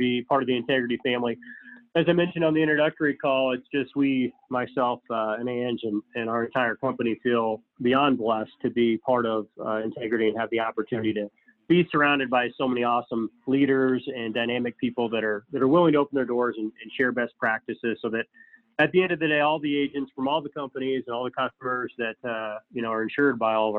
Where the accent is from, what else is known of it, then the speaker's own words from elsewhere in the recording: Council Bluffs, Iowa, United States; born and raised in Council Bluffs